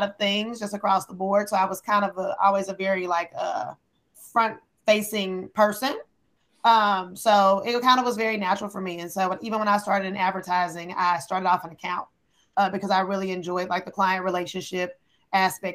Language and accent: English; Kansas City, United States; moved away as an adult; also born or lived in Wichita, Kansas / Columbia, Missouri; now in New York, United States; Grew up in Kansas City, where all my family is from